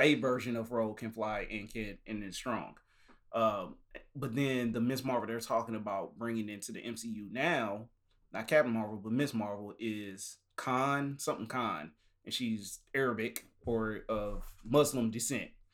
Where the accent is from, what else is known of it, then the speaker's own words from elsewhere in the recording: the South, United States; we from the South